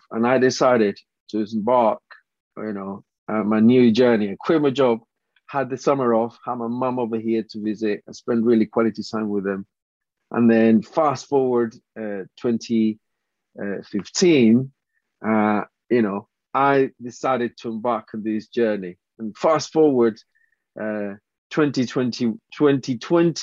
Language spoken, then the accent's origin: English; Colombia; English is a second language; moved away as an adult; now in United Kingdom; I graduated from university back in Colombia.